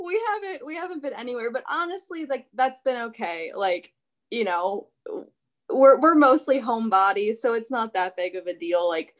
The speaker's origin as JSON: {"language": "English", "region": "Florida", "country": "United States", "moved": "yes", "lives_now": "North Hollywood, United States", "said": "I'm just from Florida, so anything lower than 70 is cold."}